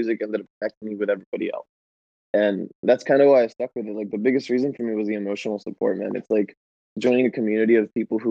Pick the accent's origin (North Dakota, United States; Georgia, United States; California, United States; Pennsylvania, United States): California, United States; San Diego; now in Los Angeles, United States; I am from San Diego